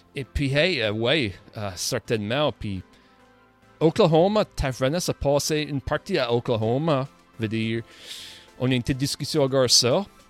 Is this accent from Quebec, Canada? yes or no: no; Nova Scotia, Canada; comme un néo-écossais. La culture acadienne et néo-écossaise, comme ça, c'est mes deux cultures ici